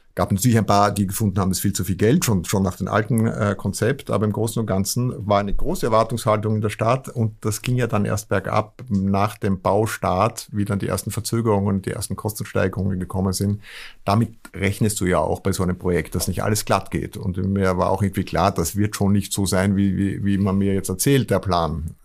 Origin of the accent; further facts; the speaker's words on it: Vienna, Austria; now in Hamburg, Germany; als Österreicher und vor allem Wiener